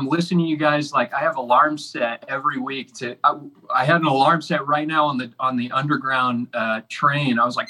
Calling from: Paris, Île-de-France, France; Hey, we're doing great. We're calling you from Paris, France, right now.

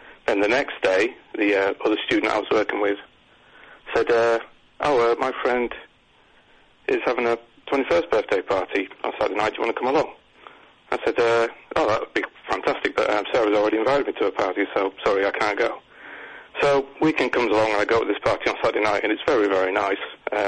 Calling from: Bexley, London, United Kingdom; From Bexley. You won't have heard of it. It's a borough. We don't have neighborhoods.

